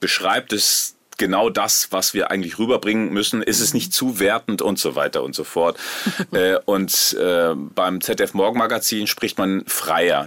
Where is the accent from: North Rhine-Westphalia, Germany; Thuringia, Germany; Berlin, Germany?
North Rhine-Westphalia, Germany; Rheine; Ich bin in Rheine in Westfalen groß geworden